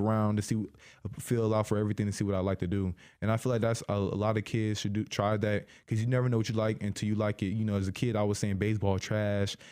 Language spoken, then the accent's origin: English; Decatur, Illinois, United States; I grew up in Decatur my whole life